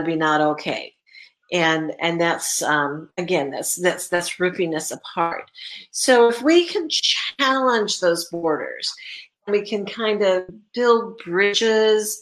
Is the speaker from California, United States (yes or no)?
yes; California, United States; now in Indiana, United States; I grew up in California.